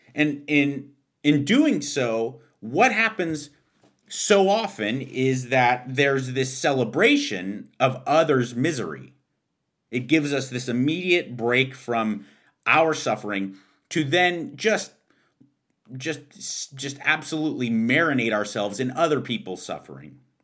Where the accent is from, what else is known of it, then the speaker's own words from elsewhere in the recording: Pasadena, California, United States; my hometown of Pasadena, California